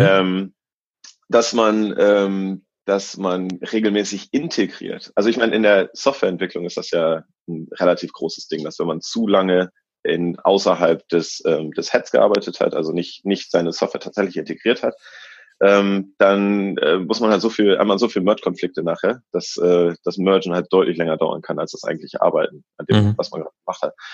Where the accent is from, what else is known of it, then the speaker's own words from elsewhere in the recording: Germany; moved away as an adult; now in Australia; also sowohl Deutscher als auch Australier jetzt